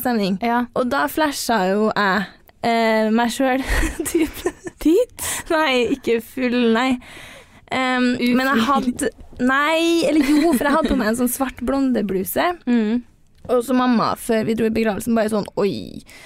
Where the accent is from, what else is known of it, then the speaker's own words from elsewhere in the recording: Trondheim, Trøndelag, Norway; Jeg er jo fra Trondheim og studerer i Trondheim, så jeg har jo hele livet mitt her.